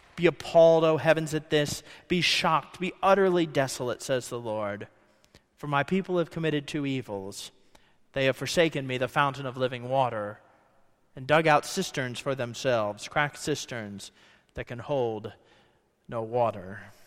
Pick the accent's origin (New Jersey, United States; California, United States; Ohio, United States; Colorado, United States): Ohio, United States; now in Kentucky, United States; I grew up in Ohio